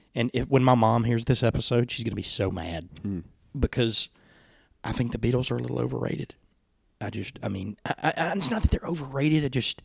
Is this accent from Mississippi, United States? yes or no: yes; Tupelo, Mississippi, United States; also born or lived in Plantersville, Mississippi; growing up in Plantersville and like Midtown Tupelo